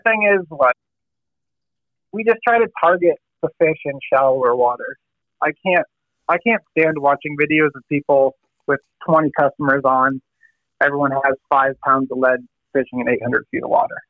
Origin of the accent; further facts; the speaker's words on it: Massachusetts, United States; now in Dutch Harbor, United States; I grew up in Massachusetts